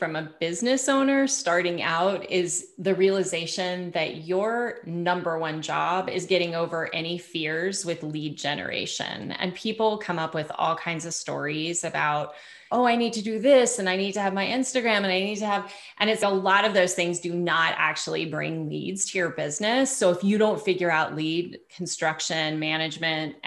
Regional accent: Bay Area, California, United States; moved away as an adult; also born or lived in Truckee, Tahoe; now in Sedona, United States; I'm from California in the Bay Area

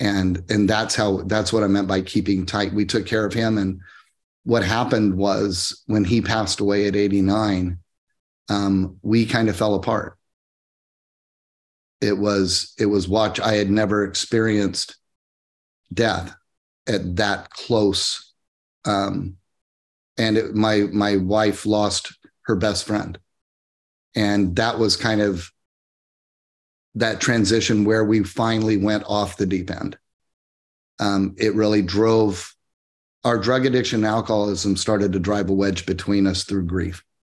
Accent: Midwest, United States; I grew up in where I grew up in the Midwest.

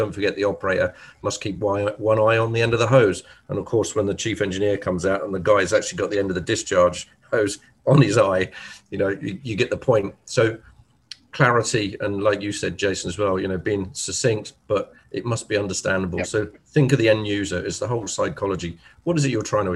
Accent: England, United Kingdom; I'm English

